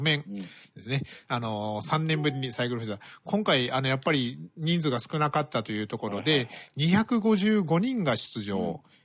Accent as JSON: {"language": "Japanese", "region": "Fukuoka", "country": "Japan", "tie": "born or raised there", "moved": "yes", "lives_now": "Iki, Japan", "said": "僕も福岡出身なので"}